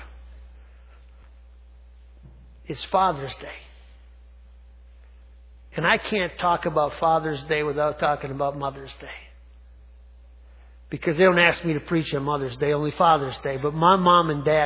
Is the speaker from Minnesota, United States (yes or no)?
yes; Gaylord, Minnesota, United States; I grew up in Gaylord, Minnesota, small town